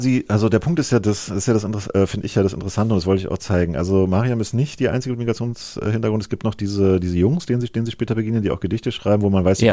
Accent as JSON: {"language": "German", "region": "East Germany", "country": "Germany", "said": "als Ostdeutscher"}